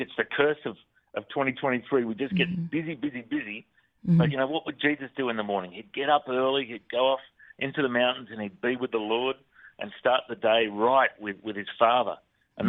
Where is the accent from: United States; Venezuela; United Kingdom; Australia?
Australia; accent: Australian; I'm from Australia